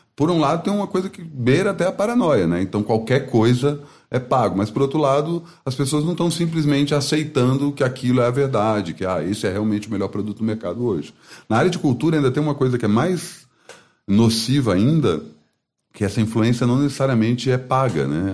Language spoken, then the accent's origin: Portuguese; Brasília, Federal District, Brazil; moved away as an adult; also born or lived in Campinas; Sou de Brasília, fui fazer Unicamp por acaso